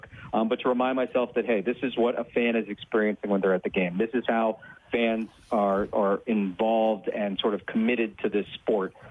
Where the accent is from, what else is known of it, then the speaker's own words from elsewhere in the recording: South Florida, United States; moved away; I grew up in South Florida